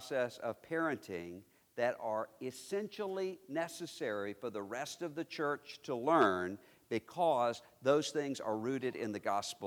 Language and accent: English; Mississippi, United States; I am a Mississippian. My native state is Mississippi